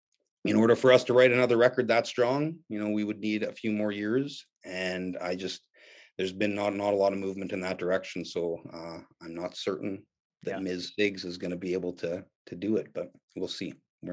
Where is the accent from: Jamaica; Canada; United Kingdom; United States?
Canada; it was as a Canadian, kid, it was an intimidating, scary place.